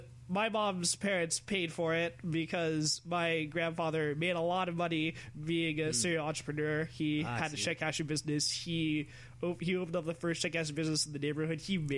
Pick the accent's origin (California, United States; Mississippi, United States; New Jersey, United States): California, United States; now in Arizona, United States; so my best friends when I was smaller are all white, and I moved from California to Arizona, and still always, literally always, the token black guy.